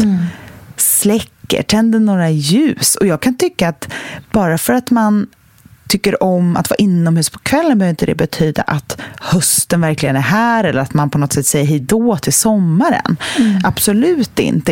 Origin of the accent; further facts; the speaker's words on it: Sweden; traditionerna som vi svenskar har